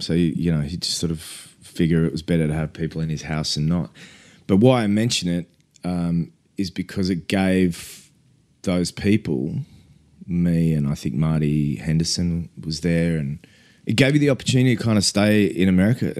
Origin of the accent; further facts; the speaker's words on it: Australia; we're Australian